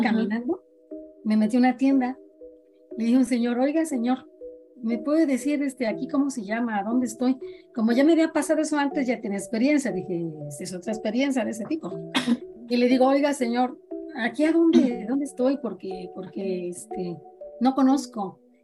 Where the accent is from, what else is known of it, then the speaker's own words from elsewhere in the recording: Mexico; yo soy de, México, les dije, de México.